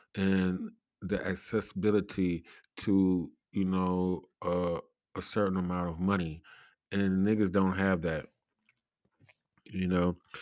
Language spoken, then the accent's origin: English; Cleveland, Ohio, United States; I come from Cleveland, Ohio